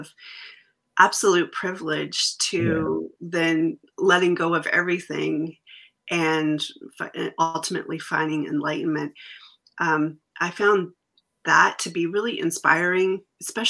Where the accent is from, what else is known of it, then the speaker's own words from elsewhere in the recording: Canada; as a Canadian too